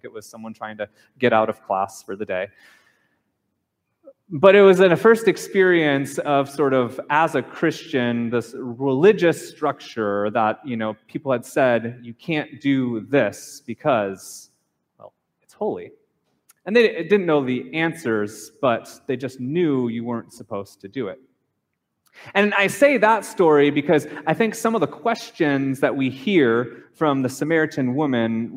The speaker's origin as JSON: {"language": "English", "region": "Minnesota", "country": "United States", "tie": "born or raised there", "said": "I grew up in Minnesota, so there was many Catholics that were there and many Lutherans"}